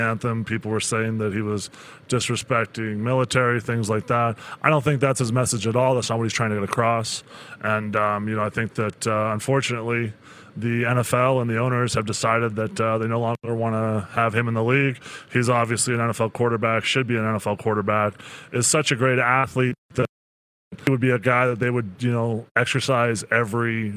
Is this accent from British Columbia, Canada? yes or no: no; Three Hills, Alberta, Canada; also born or lived in Cochrane, Alberta; when I was growing up in Three Hills, I was playing sports